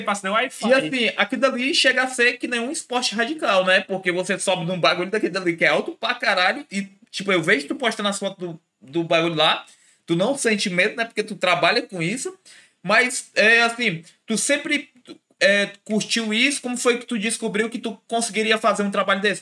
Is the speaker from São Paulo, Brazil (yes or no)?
no; Ceará, Brazil; a gente é daqui do Ceará